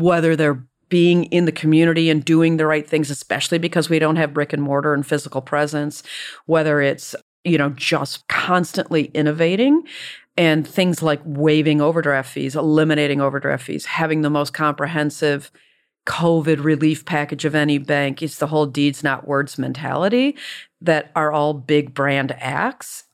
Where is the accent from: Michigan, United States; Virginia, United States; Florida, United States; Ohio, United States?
Michigan, United States; Detroit; I grew up in Detroit